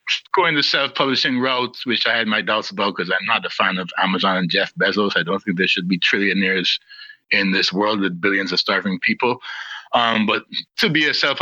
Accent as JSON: {"language": "English", "country": "Guyana", "tie": "born or raised there", "also_born_or_lived": "London, United Kingdom", "said": "I was born in London in 1972 and left in 1977 to move to Guyana with my family at the age of 6"}